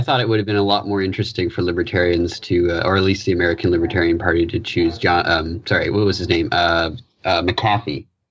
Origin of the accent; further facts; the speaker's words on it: Newfoundland and Labrador, Canada; I'm, I'm from Newfoundland